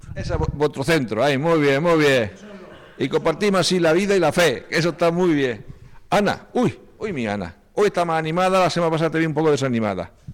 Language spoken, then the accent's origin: Spanish; Las Torres de Cotillas, Region of Murcia, Spain; also born or lived in Vilanova de Sau, Barcelona; Los tres somos de, las torres de cotillas